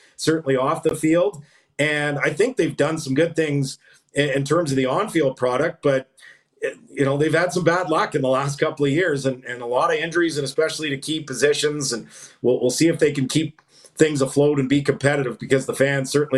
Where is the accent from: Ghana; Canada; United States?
Canada; Edmonton, Alberta; growing up in Edmonton in the dynasty years